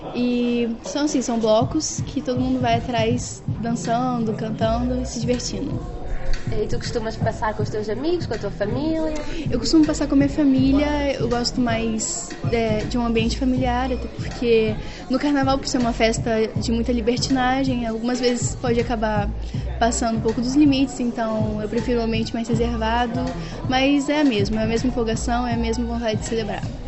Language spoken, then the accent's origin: Portuguese; Rio de Janeiro, Brazil; moved away as an adult; also born or lived in São Paulo; now in Porto, Portugal; eu sou brasileira, nasci em São Paulo, mas eu moro no Rio de Janeiro desde criança e estou morando agora no Porto fazendo universidade